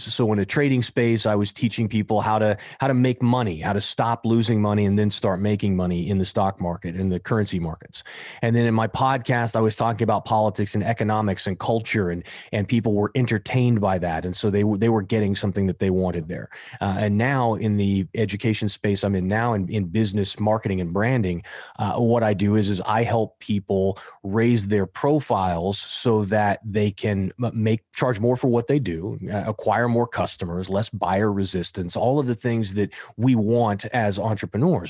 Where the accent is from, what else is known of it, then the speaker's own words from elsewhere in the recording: Kansas, United States; now in Southern California, United States; it's the Irish kid from Kansas